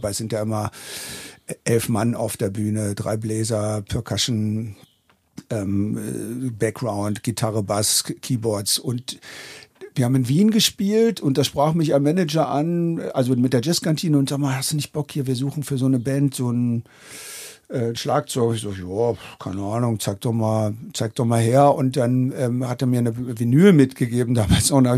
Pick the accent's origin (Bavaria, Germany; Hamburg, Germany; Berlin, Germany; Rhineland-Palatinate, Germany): Berlin, Germany; Ich bin äh, aus Berlin.